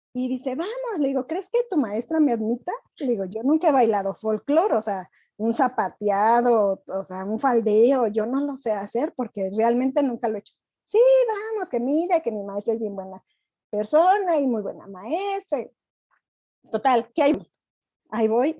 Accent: Querétaro, Mexico; also born or lived in Acámbaro, Guanajuato; soy nacida de Acámbaro, Guanajuato, pero yo llegué aquí a Querétaro cuando tenía cinco años, entonces realmente yo soy más queretana.

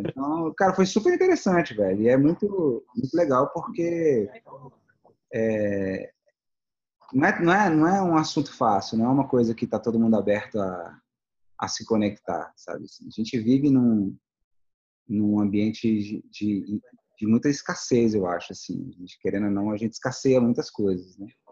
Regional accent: Brasília, Federal District, Brazil; a gente é de Brasília.

